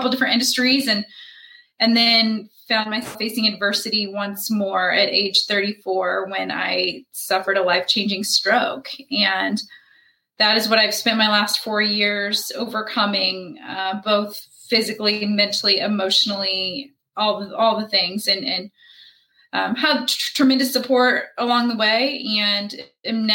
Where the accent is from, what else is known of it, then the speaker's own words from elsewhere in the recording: Indianapolis, Indiana, United States; I was born and raised in Indianapolis